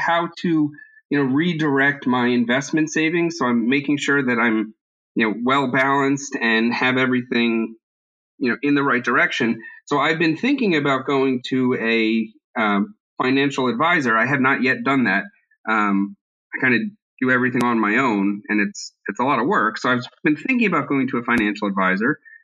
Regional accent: Philadelphia, Pennsylvania, United States; I can remember from my earliest days, my dad and I listening to a radio broadcast on Saturday mornings in the Philadelphia area.

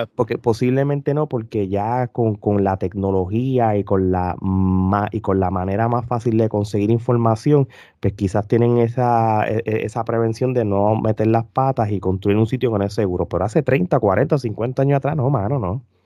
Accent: Puerto Rico; moved away; yo me fui hace muchos años de Puerto Rico

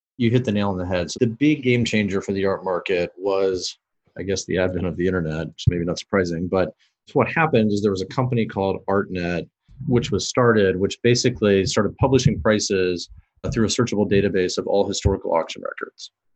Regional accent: Kansas City, Missouri, United States; I grew up in Kansas City

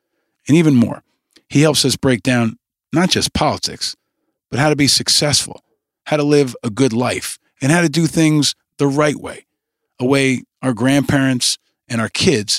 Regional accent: New York City, New York, United States; born or raised there

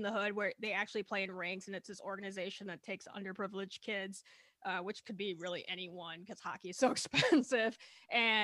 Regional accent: Minnesota, United States; as a Minnesotan

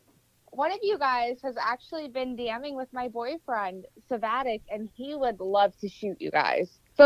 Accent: New Jersey, United States; Listen, I'm from Jersey and I'm proud.

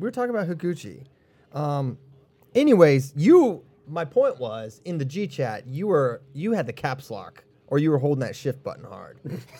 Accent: Churchville, Virginia, United States; moved away; also born or lived in Staunton, Virginia; I'm from Churchville. I used to live in Stanton.

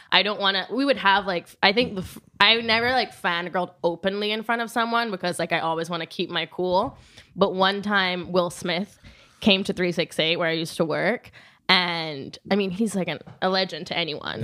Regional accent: Rome, Lazio, Italy; moved away; also born or lived in New York; I'm from Rome 'cause that's where I grew up

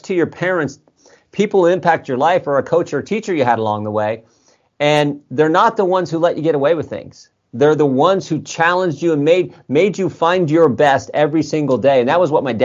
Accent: Ohio, United States; I'm from Ohio

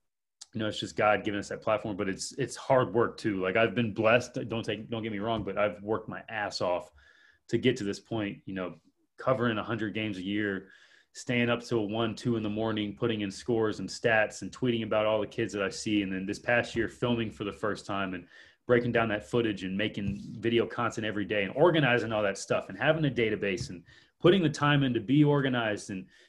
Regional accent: Columbus, Ohio, United States; I was born, I grew up in Westgate Park. My childhood home was across the street from Franklin Heights.

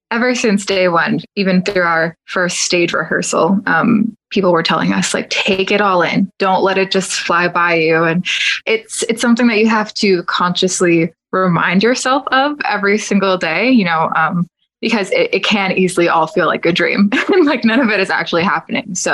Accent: Orlando, Florida, United States; I'll just say I'm from Orlando

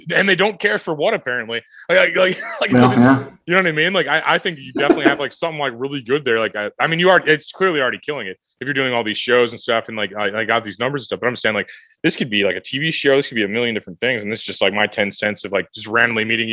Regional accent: St. Louis, Missouri, United States; I'm from St. Louis.

